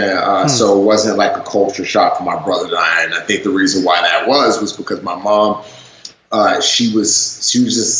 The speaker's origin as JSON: {"language": "English", "town": "New York City", "region": "New York", "country": "United States", "tie": "born or raised there", "also_born_or_lived": "Nigeria", "said": "she permanently relocated my brother and I to the United States, and I grew up in the Bronx"}